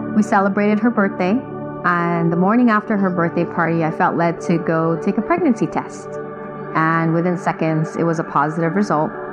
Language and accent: English; Long Beach, California, United States; also born or lived in Philippines; I grew up in Long Beach